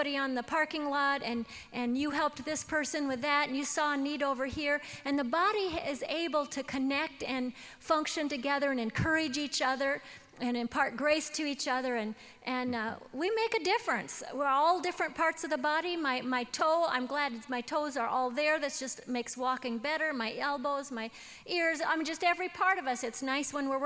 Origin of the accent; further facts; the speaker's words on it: Washington, United States; I was raised in Washington State